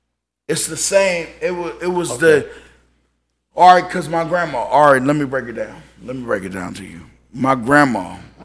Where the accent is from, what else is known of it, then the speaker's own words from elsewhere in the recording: Columbus, Ohio, United States; I'm from Britney Hills, a neighborhood. I'm from a hood, a neighborhood.